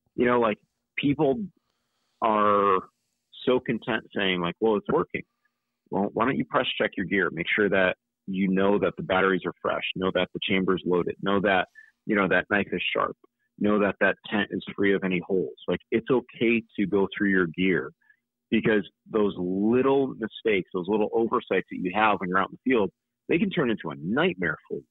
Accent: Connecticut, United States; moved away as an adult; also born or lived in Utah; now in North Carolina, United States; I still go hunting in my home state of Connecticut

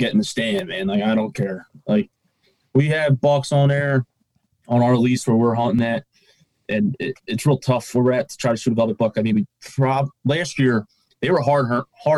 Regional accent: Southeast Pennsylvania, United States; We're both from Southeast Pennsylvania, a small suburb, about 25 minutes from Philadelphia

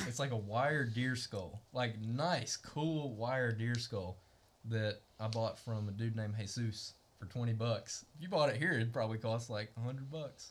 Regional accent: Green Pond, United States; I grew up like around County Road 13, around Green Pond and everything.

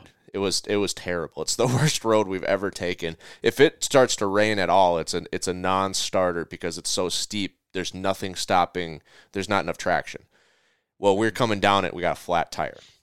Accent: Minnesota, United States; my hometown of, of, or home state of Minnesota

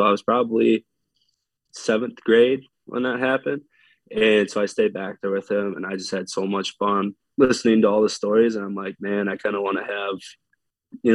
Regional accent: Eau Claire, Wisconsin, United States; I'm from Eau Claire, Wisconsin. I've been living here my whole life

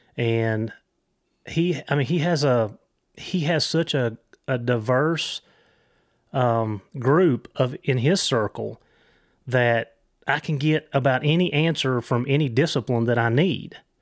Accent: Virginia, United States; also born or lived in Christiansburg, Virginia; I'm from Virginia

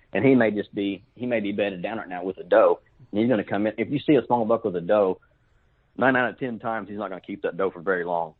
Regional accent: Fort Gibson, Oklahoma, United States; now in Muskogee, United States; I'm from actually from Fort Gibson, Oklahoma. I live in Muskogee now

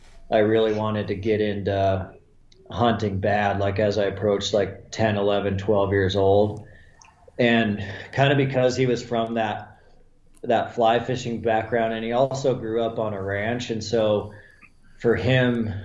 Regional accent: Montana, United States; also born or lived in Wyoming; I'm a Montana kid. I was born in Wyoming, but we only lived there about 6 months before I moved to Montana. So I've been in Montana my entire life

